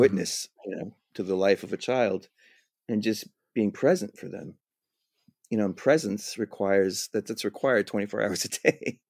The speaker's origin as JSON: {"language": "English", "town": "Whittier", "region": "California", "country": "United States", "tie": "born or raised there", "also_born_or_lived": "New York", "moved": "as an adult", "said": "I grew up in Whittier, California"}